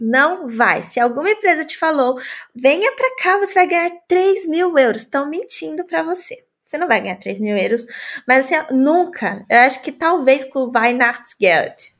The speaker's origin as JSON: {"language": "Portuguese", "region": "São Paulo", "country": "Brazil", "moved": "as an adult", "lives_now": "Germany", "said": "eu sou de São Paulo"}